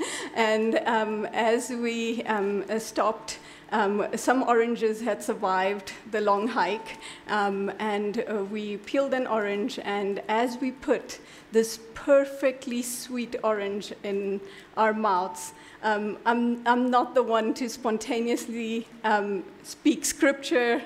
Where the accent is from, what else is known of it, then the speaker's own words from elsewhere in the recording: India; I'm an Indian